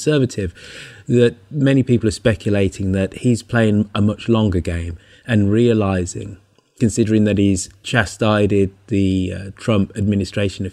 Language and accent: English; United Kingdom; I'm a Brit